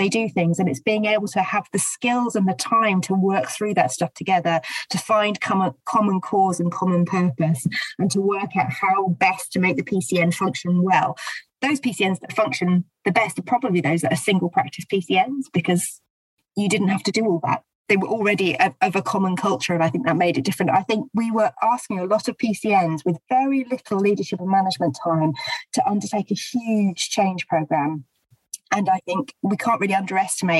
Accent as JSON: {"language": "English", "town": "St Albans", "region": "East of England", "country": "United Kingdom", "tie": "born or raised there", "said": "In my hometown, that was certainly true in St Albans"}